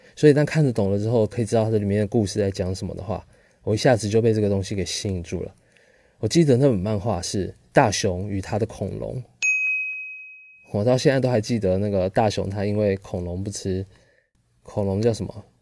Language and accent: Chinese; Pingtung, Pingtung County, Taiwan; 虽然是在屏东这种乡下地方出生的，啊，因为我是屏东人